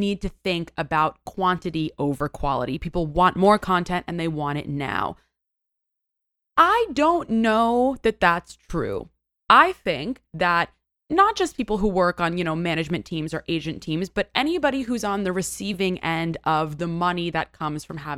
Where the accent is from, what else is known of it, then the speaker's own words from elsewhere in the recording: New York City, New York, United States; So the nucleus of my existence is that I am a born and raised New Yorker.